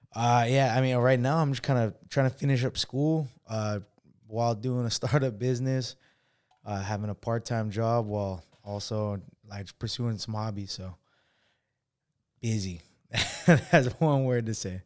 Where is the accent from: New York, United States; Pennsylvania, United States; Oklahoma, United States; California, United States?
California, United States; Los Osos; I grew up in, uh, oh my God, this small ass, like, city, uh, close to San Luis Obispo called Los Osos